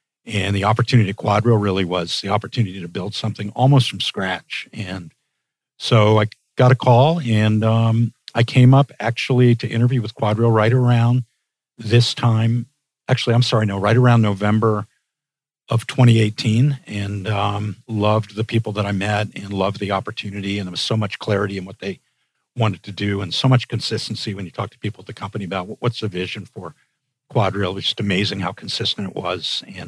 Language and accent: English; United States; also born or lived in England; Yeah, well, I should say that although I grew up and lived most of my life in the U.S., I am Canadian. I've been Canadian since birth.